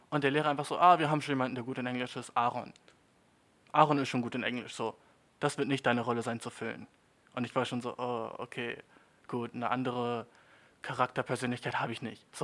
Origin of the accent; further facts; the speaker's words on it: Germany; Und die, damals schon mit elf war ich so, aus Deutschland, Bitch, ne?